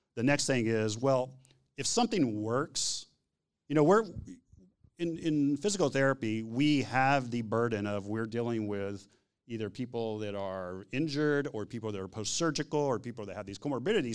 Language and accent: English; Texas, United States; I'm from Texas